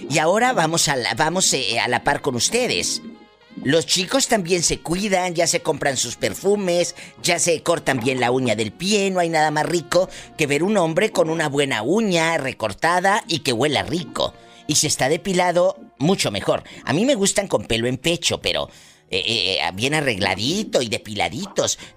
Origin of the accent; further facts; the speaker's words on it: Monclova, Coahuila, Mexico; Soy de Monclova, Monclova.